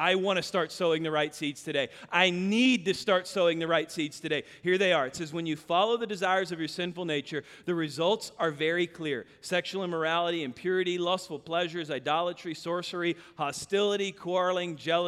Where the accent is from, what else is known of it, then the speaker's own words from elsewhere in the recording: Kansas, United States; now in Texas, United States; I grew up in Kansas.